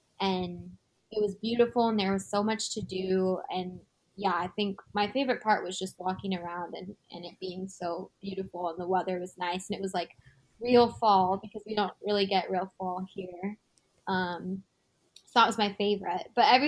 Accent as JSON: {"language": "English", "country": "United States", "said": "we're from the United States. We are visiting"}